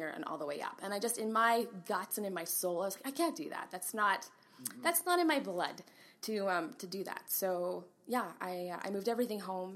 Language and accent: English; Brandon, Manitoba, Canada; moved away as an adult; also born or lived in Ottawa; now in Kelowna, Canada; I'm from Ottawa. I was born in Ottawa. And our parents relocated to just outside of Winnipeg in a city called Brandon, Manitoba. Right. Yay, Prairie. So I grew up there